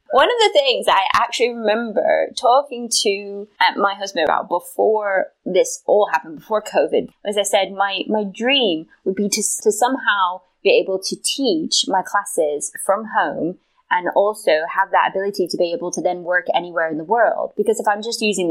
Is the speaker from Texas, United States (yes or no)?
no; South Carolina, United States; moved away; I am from south. I'm from South Carolina